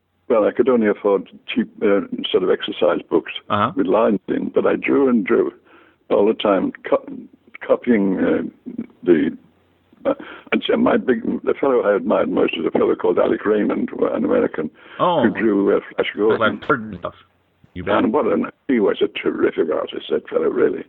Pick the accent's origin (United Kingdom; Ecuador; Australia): United Kingdom; Liverpool, North West England; I was born in Liverpool in 1922.